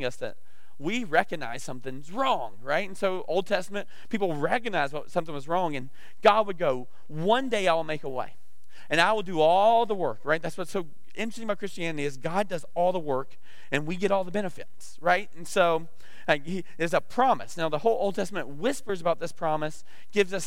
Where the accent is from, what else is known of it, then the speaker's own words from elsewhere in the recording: the South, United States; I'm from the South